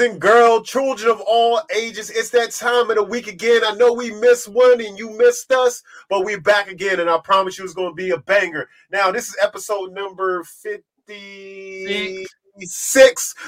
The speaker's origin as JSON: {"language": "English", "region": "East Coast", "country": "United States", "said": "I'm from the East Coast"}